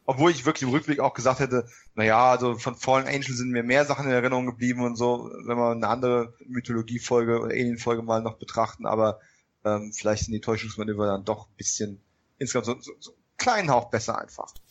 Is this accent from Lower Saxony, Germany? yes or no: no; Bavaria, Germany; Ihr wisst ja, ich komme aus Bayern, ne?